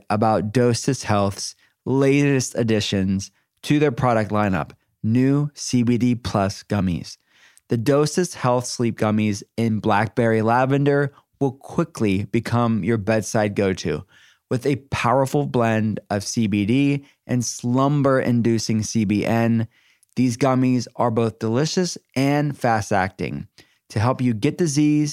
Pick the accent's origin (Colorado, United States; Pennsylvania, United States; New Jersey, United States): Pennsylvania, United States; Pittsburgh; I'm from Pittsburgh, so it's it's just where Heinz is based